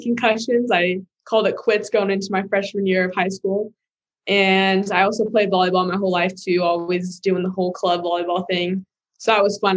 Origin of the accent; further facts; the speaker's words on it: Bakersfield, California, United States; moved away as an adult; now in Boulder, United States; I'm originally from Bakersfield, California, which is kind of like on that central southern little mark of California right there